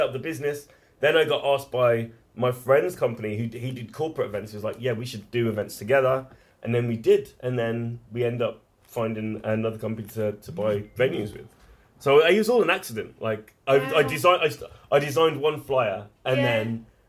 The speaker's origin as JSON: {"language": "English", "town": "Wolverhampton", "region": "West Midlands", "country": "United Kingdom", "tie": "born or raised there", "said": "I was lucky to grow up in a decent part of Wolverhampton"}